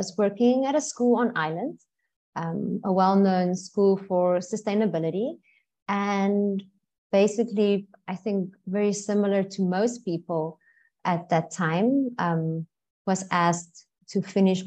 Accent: South Africa; now in Bali, Indonesia; I'm from South Africa

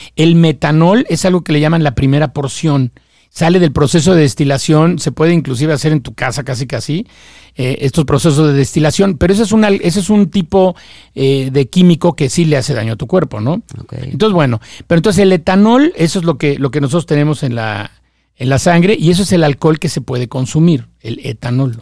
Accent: Mexico; yo soy mexicano

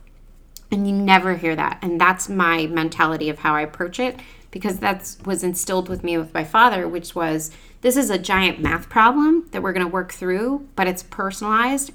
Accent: Cleveland, Ohio, United States; moved away; also born or lived in New York; growing up in Ohio

